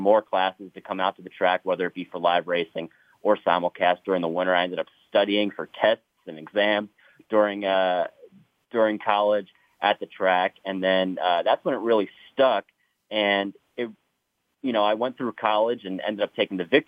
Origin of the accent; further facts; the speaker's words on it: Pennsylvania, United States; moved away as an adult; now in Kentucky, United States; when I moved down here from Pennsylvania